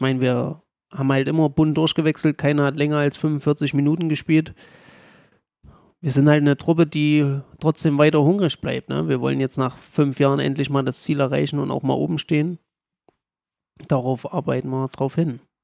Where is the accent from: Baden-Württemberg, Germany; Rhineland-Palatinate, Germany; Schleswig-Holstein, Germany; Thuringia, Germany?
Thuringia, Germany; Gera; born or raised there; also born or lived in Jena